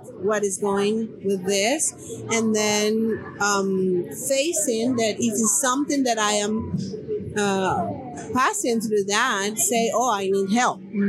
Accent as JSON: {"language": "English", "country": "Colombia", "moved": "as an adult", "said": "I have been working with the community for 20 years since I came from Colombia."}